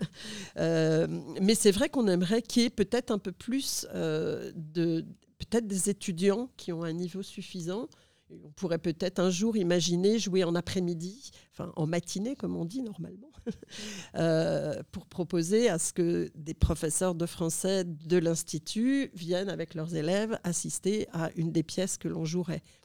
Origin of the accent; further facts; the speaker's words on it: Lille, Hauts-de-France, France; now in Phnom Penh, Cambodia; mon adolescence où j'ai grandi à Lille